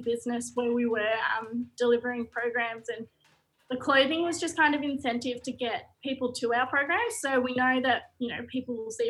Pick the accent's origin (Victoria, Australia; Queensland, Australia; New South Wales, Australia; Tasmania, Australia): Victoria, Australia; Shepparton; also born or lived in Mooroopna; I grew up in Shepparton or Maroopna on my grandfather's country